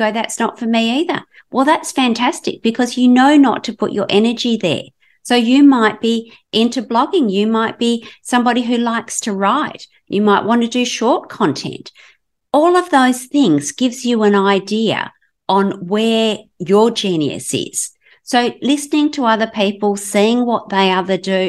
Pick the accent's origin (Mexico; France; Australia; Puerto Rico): Australia; Western Australia; I'm from Southern Australia, in Western Australia on the West Coast